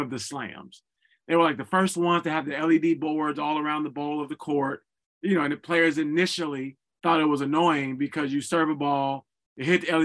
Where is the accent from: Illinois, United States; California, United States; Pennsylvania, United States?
Illinois, United States; Chicago; I'm from Chicago